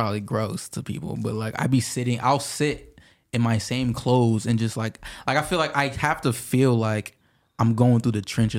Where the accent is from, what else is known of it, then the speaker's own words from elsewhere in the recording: Pasco, Washington, United States; I'm from Pasco, but yeah, it's three cities. So like if you combine all three of them, then it's kind of big.